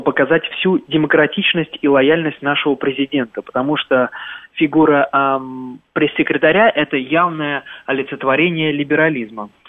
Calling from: Germany; Да, э, я... Германия.

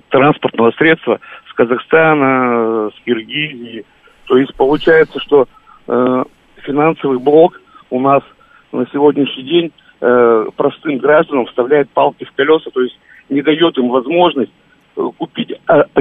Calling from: Stavropol, Stavropol Krai, Russia

